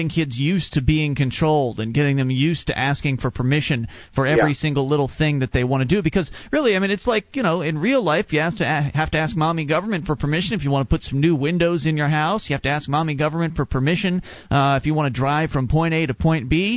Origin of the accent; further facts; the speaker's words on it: Sarasota, Florida, United States; I grew up in Sarasota, Florida